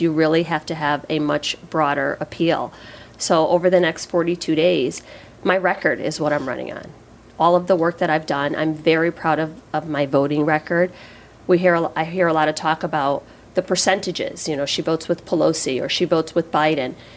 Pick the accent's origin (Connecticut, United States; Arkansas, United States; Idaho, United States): Connecticut, United States; Waterbury; I grew up right here in Waterbury